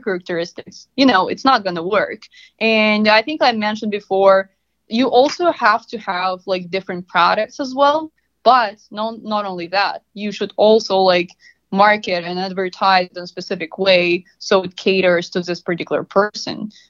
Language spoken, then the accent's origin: English; Russia; moved away as an adult; now in United States; I'm originally from Russia.